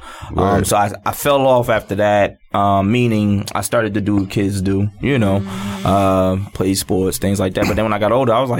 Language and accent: English; Newark, New Jersey, United States; I'm born and raised in Newark, New Jersey.